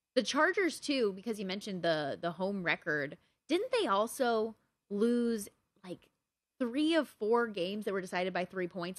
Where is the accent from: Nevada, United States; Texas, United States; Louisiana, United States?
Nevada, United States; Las Vegas; that is my hometown team. Okay. Like Vegas born is everything to me